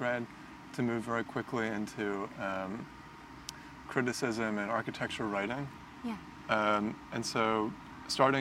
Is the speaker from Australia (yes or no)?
no; Canada; I'm actually Canadian